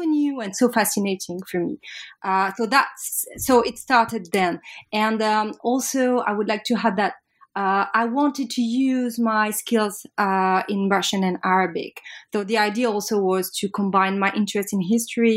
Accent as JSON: {"language": "English", "town": "Paris", "region": "Île-de-France", "country": "France", "said": "I'm French from Paris, and I did my undergrad in Paris La Sorbonne"}